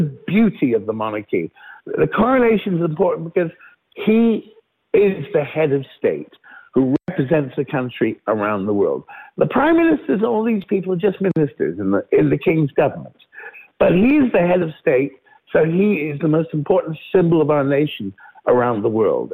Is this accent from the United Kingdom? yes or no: yes; United Kingdom; also born or lived in London; this is our country, this is our king